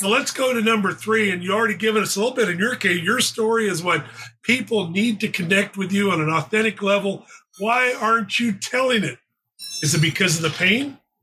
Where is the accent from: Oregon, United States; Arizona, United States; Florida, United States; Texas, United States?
Arizona, United States; Phoenix; moved away as an adult; also born or lived in California; I grew up in Phoenix.